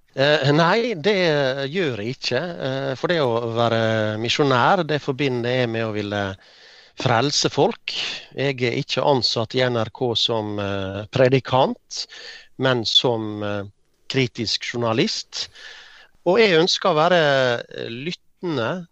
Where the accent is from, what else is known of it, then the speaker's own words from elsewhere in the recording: Ålesund, Møre og Romsdal, Norway; Jeg vokste opp på Åse, en eh, drabantby i eh, Ålesund eh, kommune.